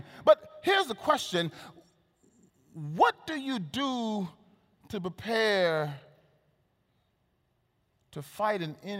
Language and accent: English; Texas, United States; I was born in Texas. I'm a Texan.